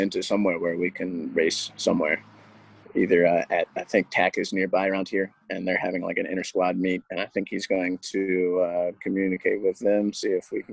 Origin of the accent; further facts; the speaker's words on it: Baltimore, Maryland, United States; moved away as an adult; where I come from Baltimore, and I'm super proud about where I come from.